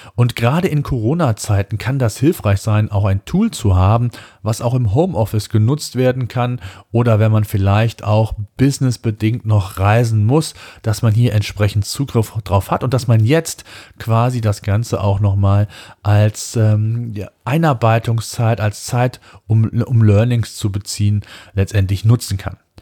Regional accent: Germany; bei uns in Deutschland

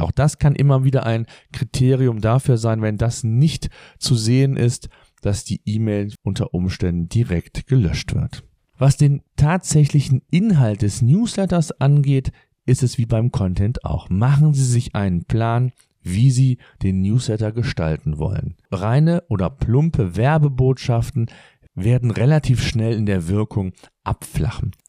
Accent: Germany; Bei uns in Deutschland

